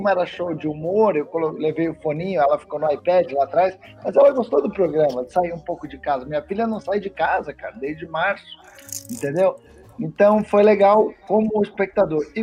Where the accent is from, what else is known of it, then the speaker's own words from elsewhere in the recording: Curitiba, Paraná, Brazil; eu sou de Curitiba, lá nunca teve drive-in